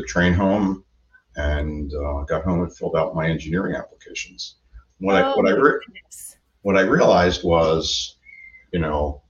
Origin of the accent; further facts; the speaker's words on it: Levittown, Pennsylvania, United States; I was born and raised in Levittown, Pennsylvania